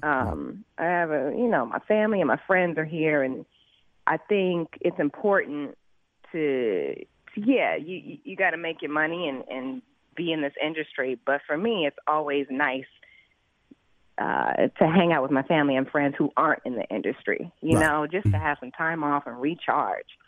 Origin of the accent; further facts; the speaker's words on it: Los Angeles, California, United States; I grew up in South